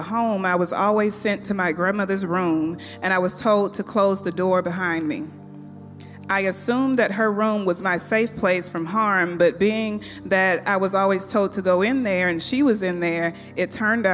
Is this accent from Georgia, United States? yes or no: yes; Athens, Georgia, United States; During my childhood, I grew up in Athens, Georgia, in a two-parent home